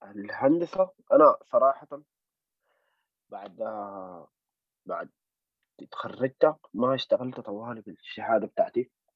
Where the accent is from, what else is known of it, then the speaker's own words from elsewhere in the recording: Sudan; نحن سودانيين